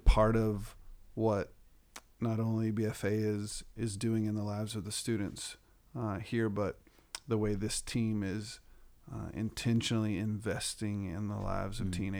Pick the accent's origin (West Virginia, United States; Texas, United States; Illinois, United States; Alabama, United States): Texas, United States; Okay. Well, I grew up in West Texas, and immediately after graduating from college, went into student ministry